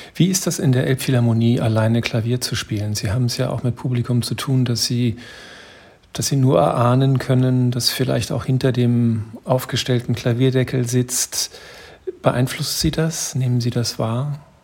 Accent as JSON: {"language": "German", "country": "Germany", "said": "bei uns in Deutschland"}